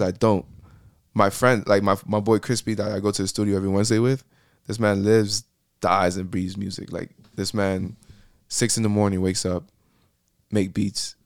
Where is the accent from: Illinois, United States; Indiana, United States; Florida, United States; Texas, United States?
Florida, United States; Miami; accent: Puerto Rican; born and raised in Miami, Florida.